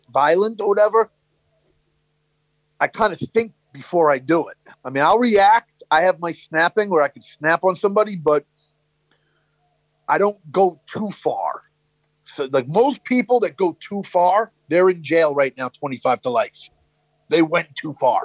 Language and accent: English; New York City, New York, United States; growing up in Brooklyn